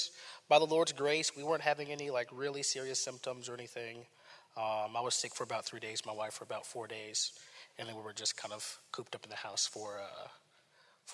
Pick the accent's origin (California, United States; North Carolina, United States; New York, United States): North Carolina, United States; Raleigh; moved away; I'm from Raleigh, North Carolina, my family was there